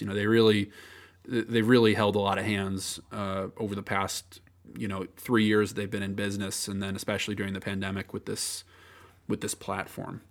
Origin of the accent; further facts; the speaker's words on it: United States; also born or lived in near Spring Lake, New Jersey; I'm American